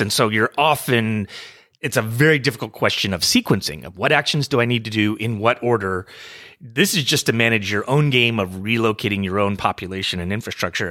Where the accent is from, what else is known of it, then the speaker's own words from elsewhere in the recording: United States; I'm an American